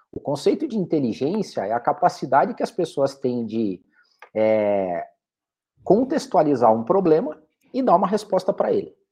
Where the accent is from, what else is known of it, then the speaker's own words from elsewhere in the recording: Curitiba, Paraná, Brazil; eu sou aqui de Curitiba, nascido e criado, já andei por outras cidades, trabalhei para fora também, mas eu sou de Curitiba também